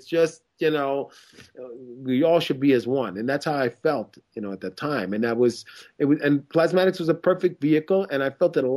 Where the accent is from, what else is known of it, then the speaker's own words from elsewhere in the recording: Lake Ronkonkoma, New York, United States; also born or lived in Queens; I grew up on Long Island, way out in Lake Ronkonkoma, and I was the only black kid within like 10 miles.